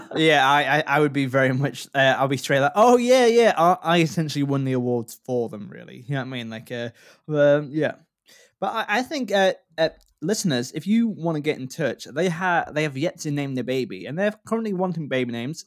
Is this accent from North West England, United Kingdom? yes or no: no; Yorkshire and the Humber, United Kingdom; I grew up in North Yorkshire